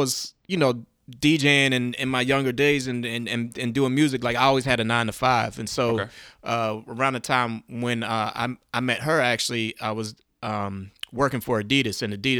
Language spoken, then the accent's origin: English; Baltimore, Maryland, United States; now in Washington, United States; From Baltimore, Maryland.